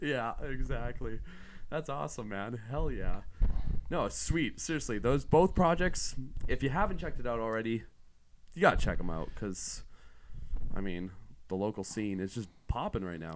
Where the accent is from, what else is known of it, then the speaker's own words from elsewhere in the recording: near Tofield, Alberta, Canada; near my hometown, like, near Tofield